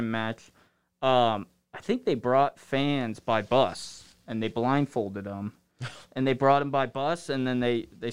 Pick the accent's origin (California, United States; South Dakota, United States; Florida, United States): California, United States; San Jose; moved away as an adult; also born or lived in Windsor, Ontario; now in Michigan, United States; I come from Eastside, San Jose